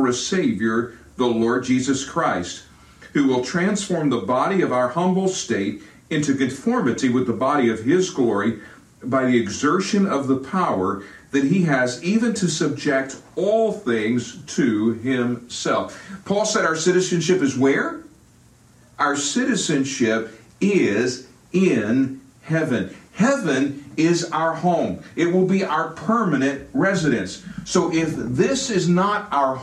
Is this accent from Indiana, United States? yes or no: no; Virginia, United States; moved away; also born or lived in Fort Worth, Texas; Virginia is my home, so I'm a Southern boy. I was raised with Southern values of etiquette